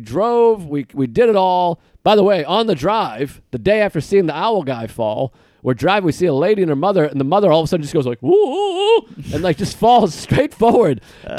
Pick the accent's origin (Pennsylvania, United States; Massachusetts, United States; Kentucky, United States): Massachusetts, United States; Boston; I'm from Boston. I'm like, I live in, I'm Boston, baby.